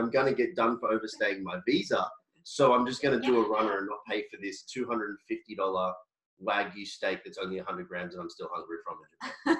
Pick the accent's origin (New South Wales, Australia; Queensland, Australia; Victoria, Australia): Queensland, Australia; I'm from Queensland, and I speak like a bogan sometimes.